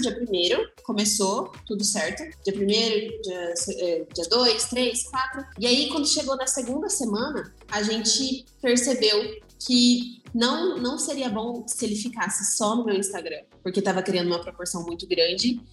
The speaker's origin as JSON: {"language": "Portuguese", "region": "interior of São Paulo", "country": "Brazil", "said": "sou do interior de São Paulo"}